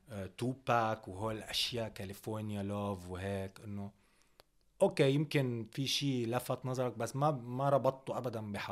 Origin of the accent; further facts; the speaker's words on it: Algeria; هو هن وقتها مثلا كجزائريه كان موضوع العشرية السوداء